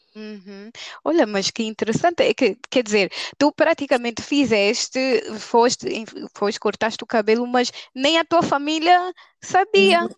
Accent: Angola; nós como angolanas, nas nossas tribos angolanas

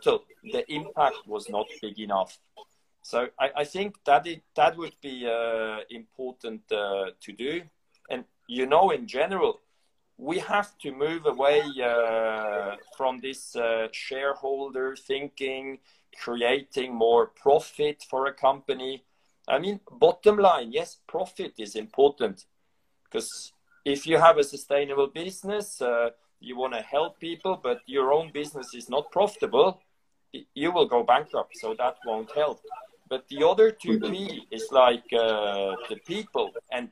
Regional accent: Switzerland; my home country, Switzerland

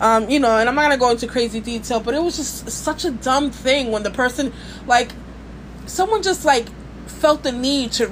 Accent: New York City, New York, United States; from Brooklyn. I'm a Scorpio Dominican

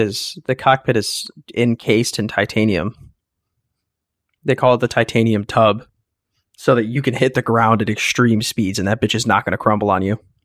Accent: United States; We're Americans

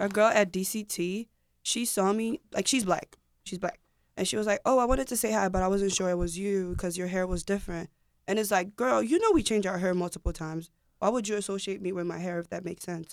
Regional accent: Ghana; I'm Ghanaian.

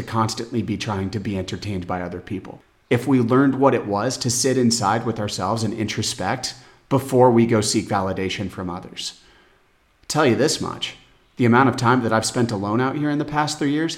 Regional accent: Phoenix, Arizona, United States; moved away as an adult; now in São Miguel, Portugal; Arizona, my hometown Phoenix

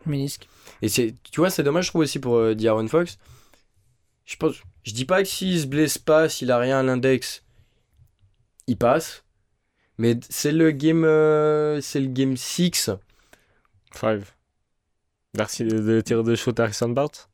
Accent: Switzerland; on est suisse

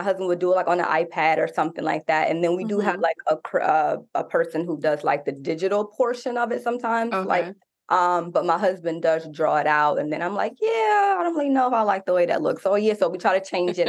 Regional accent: New York, United States; moved away as an adult; also born or lived in Indiana; I'm originally from New York

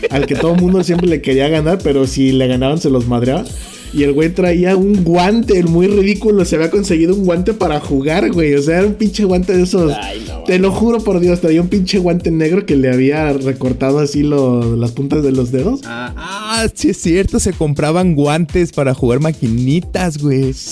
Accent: Guadalajara, Jalisco, Mexico; de Guanatos.

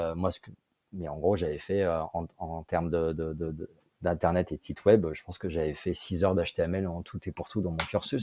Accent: Grenoble, Auvergne-Rhône-Alpes, France; moved away; also born or lived in Lyon / Paris; je suis grenoblois

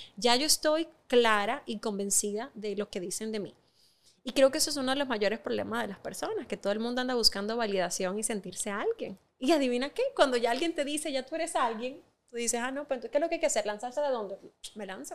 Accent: Dominican Republic; tú y yo lo sabemos como dominicanos

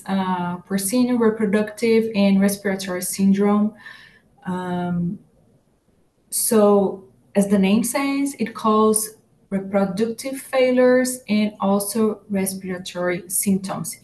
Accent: Brazil; now in Iowa, United States; I'm from Brazil and it's summertime in Brazil now, and here in Iowa it's winter

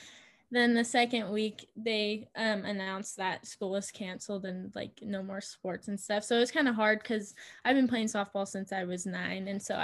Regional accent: Eugene, Oregon, United States; moved away as an adult; also born or lived in Junction City, Oregon / Idaho; now in Boise, United States; I'm originally from Eugene, Oregon. I have currently moved to Idaho because I am attending Boise State University.

